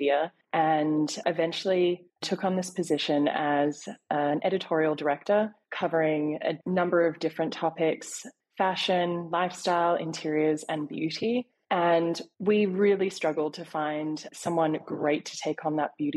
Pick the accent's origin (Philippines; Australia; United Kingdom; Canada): Australia; Sydney, New South Wales; now in New York, United States; I was born in Sydney, relocated to New York.